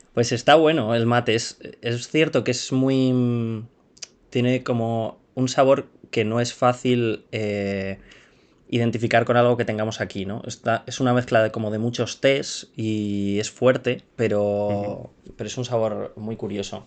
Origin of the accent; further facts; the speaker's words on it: Madrid, Community of Madrid, Spain; yo soy español, nací en Madrid y he vivido toda, toda mi vida aquí en Madrid